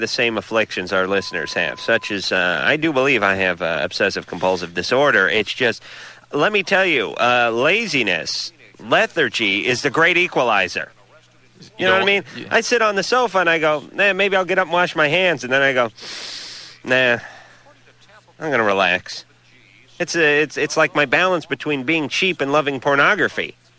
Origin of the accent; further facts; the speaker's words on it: New York, United States; Listen, I'm from New York. That gives me a license to be an a-hole, and everyone will forgive me because I'm from New York.